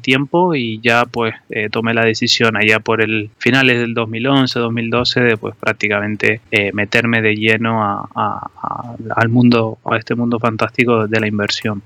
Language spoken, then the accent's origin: Spanish; Tenerife, Canary Islands, Spain; moved away as an adult; now in Madrid, Spain; sabrán que por mi acento soy de Tenerife, pero bueno, vine aquí a Madrid a estudiar